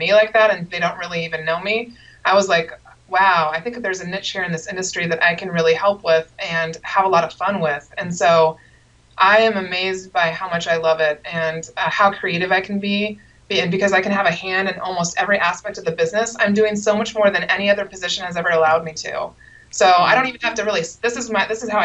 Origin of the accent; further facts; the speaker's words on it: Seattle, Washington, United States; grew up in the Seattle area